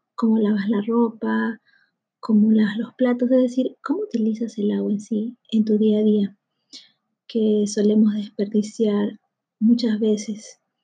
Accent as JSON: {"language": "Spanish", "country": "Peru", "said": "en mi país, aquí en Perú"}